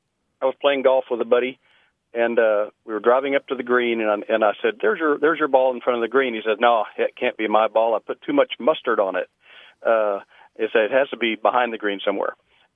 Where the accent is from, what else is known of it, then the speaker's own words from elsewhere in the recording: West Texas, United States; now in Wylie, United States; I was raised in West Texas.